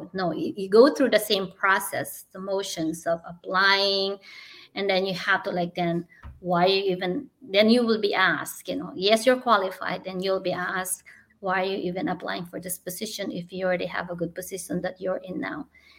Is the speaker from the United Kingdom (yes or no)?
no; Philippines; because I'm a Filipino, I'm short.